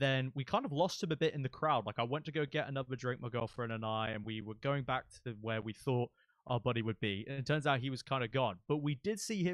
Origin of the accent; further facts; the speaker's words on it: United Kingdom; I'm British